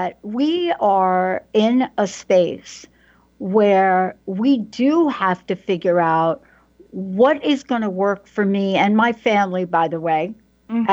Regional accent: New York, United States; I'm a girl from New York. I didn't grow up with this conversation.

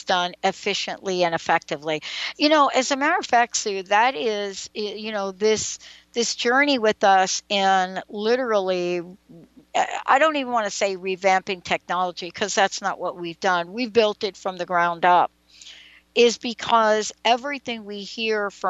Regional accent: New York City, New York, United States; I grew up in New York and in the Bronx

